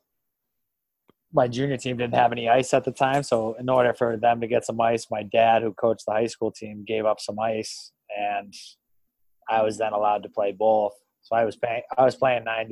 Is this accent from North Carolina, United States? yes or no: no; Marlborough, Massachusetts, United States; I grew up in Marlborough, Mass, hometown kid